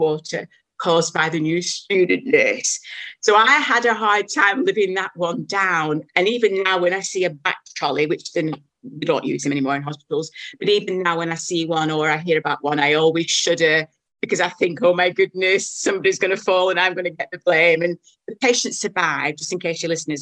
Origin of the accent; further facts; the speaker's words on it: Blackburn, North West England, United Kingdom; moved away as an adult; now in New Zealand; I was born in Blackburn, which is about 30 miles away